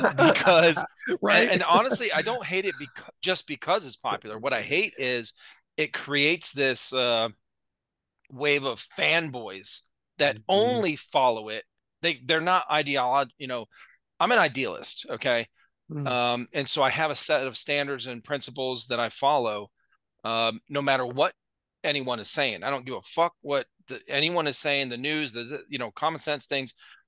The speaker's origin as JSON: {"language": "English", "town": "Akron", "region": "Ohio", "country": "United States", "tie": "born or raised there", "said": "I grew up in Northeast Ohio, Cleveland area, Akron"}